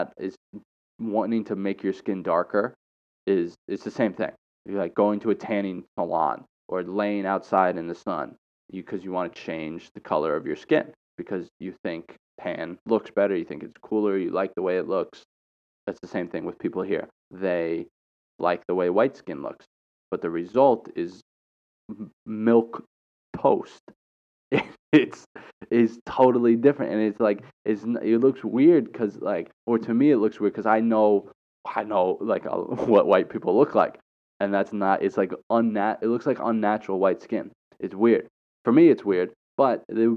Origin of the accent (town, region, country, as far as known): United States